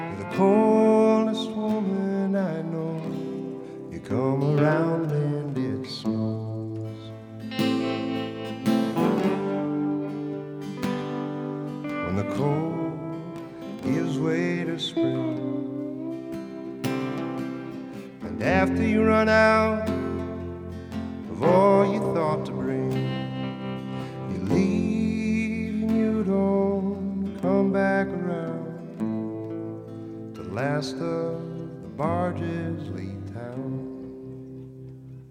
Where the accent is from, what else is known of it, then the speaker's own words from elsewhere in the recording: Winona, Minnesota, United States; I grew up in Winona